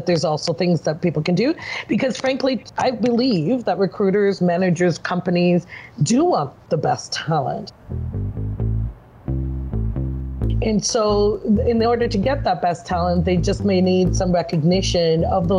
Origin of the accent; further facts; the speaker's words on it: Malta; born there; also born or lived in Germany / Canada; So first Malta and then Germany, which is where I was born in Malta. And then we lived in Germany before coming back to Canada.